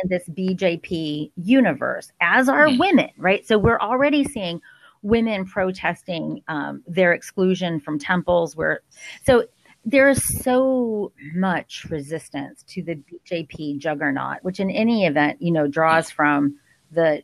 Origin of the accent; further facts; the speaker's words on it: Indiana, United States; I'm from Indiana